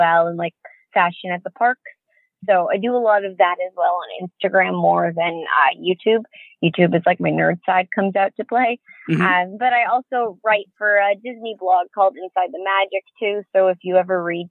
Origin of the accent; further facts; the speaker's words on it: Canada; now in Orlando, United States; I'm from Canada, but I live in Orlando now, so I made a pretty big move